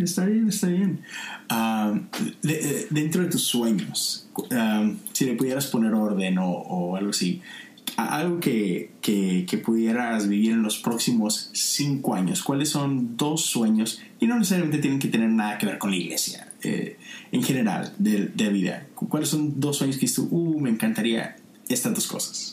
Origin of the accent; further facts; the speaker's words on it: Monterrey, Nuevo León, Mexico; now in Houston, United States; Yo soy de Monterrey, es una ciudad en el norte de México